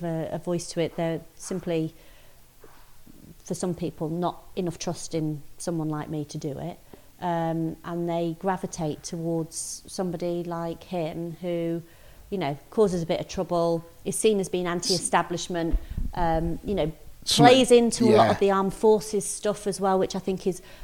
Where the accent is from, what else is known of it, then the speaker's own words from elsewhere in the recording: Grimsby, Yorkshire and the Humber, United Kingdom; And I'm from Grimsby. I live in Grimsby.